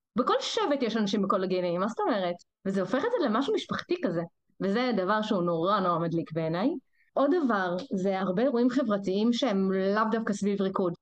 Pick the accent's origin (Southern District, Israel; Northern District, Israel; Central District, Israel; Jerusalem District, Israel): Central District, Israel; Rehovot; moved away as an adult; also born or lived in Kiryat Shmona; now in Haifa, Israel; אני לא חיפאית, אני מרחובות